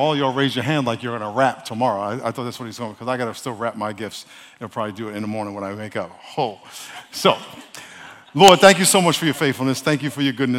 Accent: New York, United States; now in San Diego, United States; I'm from New York, so I've been here 40 years this year

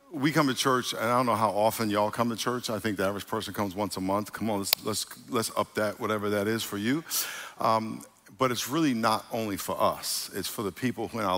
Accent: New York, United States; I'm from New York

